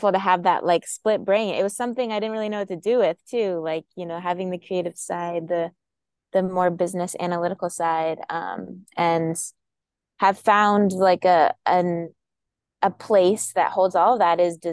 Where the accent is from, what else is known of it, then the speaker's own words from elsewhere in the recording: Boulder, Colorado, United States; grow up in Boulder, Colorado